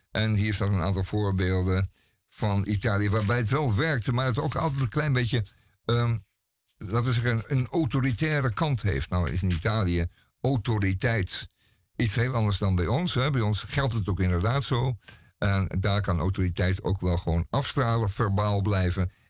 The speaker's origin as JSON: {"language": "Dutch", "country": "Netherlands", "said": "een stuk over eh, de Indianen van Manhattan, waar wij als Nederlanders toch mee te maken hebben gehad in de, in de 16e eeuw."}